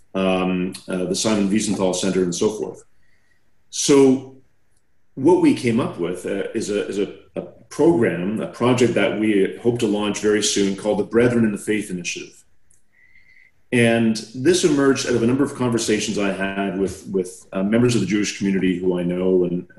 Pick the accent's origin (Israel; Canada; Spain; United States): Canada; I'm a Canadian